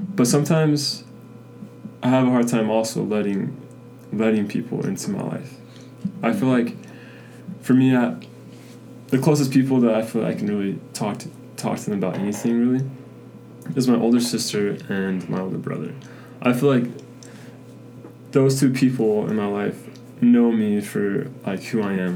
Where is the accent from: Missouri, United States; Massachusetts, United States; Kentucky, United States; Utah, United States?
Utah, United States; Spanish Fork; I am from Spanish Fork, Utah